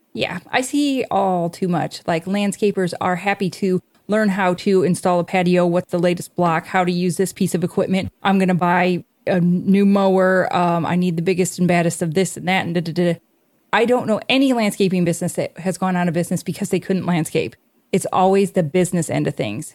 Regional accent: Indiana, United States; we're from Indiana

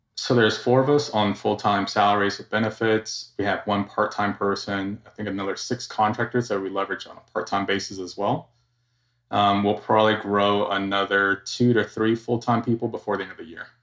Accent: Georgia, United States; also born or lived in Florida / California; Born and raised in Georgia.

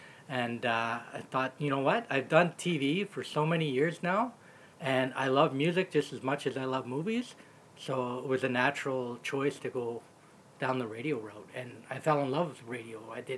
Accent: Orillia, Ontario, Canada; now in Timmins, Canada; I question whether or not I would have ended up back in my hometown.

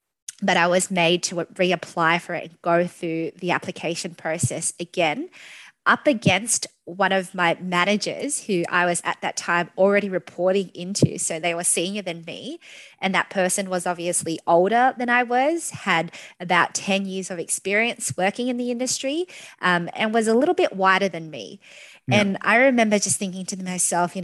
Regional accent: Australia; I absolutely love being an Australian, and, you know, not just any Australian, but one with Vietnamese heritage

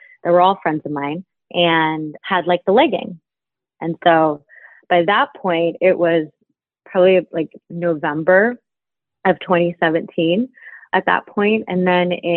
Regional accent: Dayton, Ohio, United States; moved away as an adult; also born or lived in New York; I was born in Dayton, Ohio, and spent majority of my early years and into early adulthood in the Midwest in Ohio

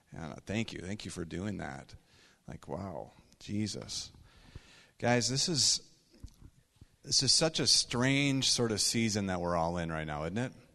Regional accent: Minnesota, United States; we hail from Minnesota

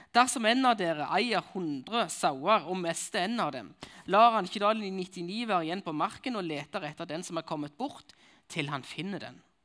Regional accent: Nærbø, Varhaug, Rogaland, Norway; accent: Jærsk; now in Kristiansand, Norway; Jeg kommer fra Nærbø Varhaug, som det heter. Jeg kommer fra begge plasser.

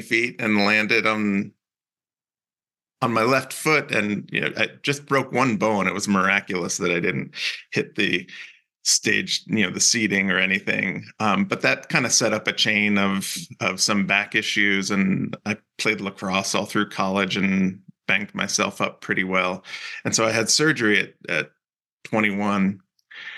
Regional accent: New Jersey, United States; also born or lived in Cape Cod, Massachusetts / Utah; now in Salt Lake City, United States; I grew up in New Jersey

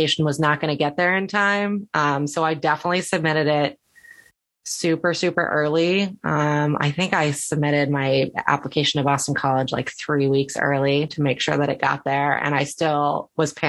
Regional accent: Netherlands; moved away; I grew up in the Netherlands

